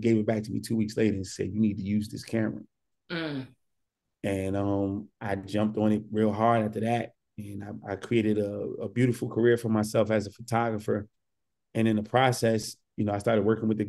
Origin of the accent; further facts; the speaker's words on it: Newark, New Jersey, United States; I'm born and raised in Newark, New Jersey